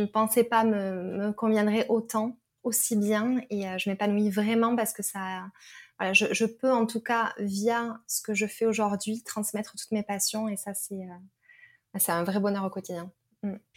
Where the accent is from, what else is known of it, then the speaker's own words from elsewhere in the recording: Perpignan, Occitania, France; now in Toulouse, France; j'habite à Toulouse, je suis originaire de Perpignan